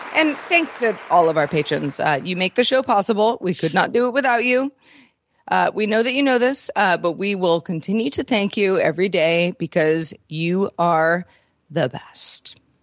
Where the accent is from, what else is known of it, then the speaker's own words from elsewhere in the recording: Bay Area, California, United States; as a Bay Area person